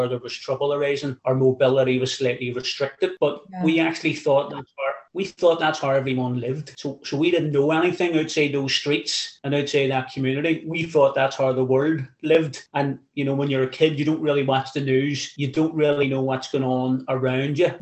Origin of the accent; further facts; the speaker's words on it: Belfast, Northern Ireland, United Kingdom; I grew up in West Belfast